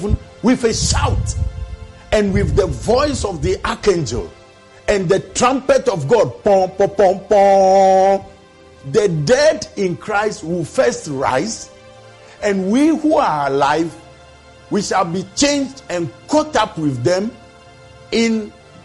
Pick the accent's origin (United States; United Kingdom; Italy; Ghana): Ghana; as a Ghanaian, I'm 65 years old now